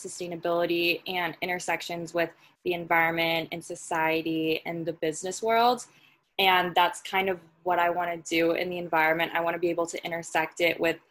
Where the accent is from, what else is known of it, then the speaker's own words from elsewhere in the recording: Los Angeles, California, United States; I grew up in a town called San Pedro, which is technically connected to Los Angeles